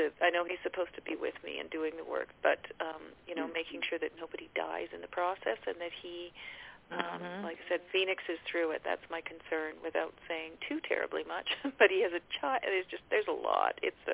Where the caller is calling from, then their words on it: British Columbia, Canada; I'm calling from British Columbia in Canada.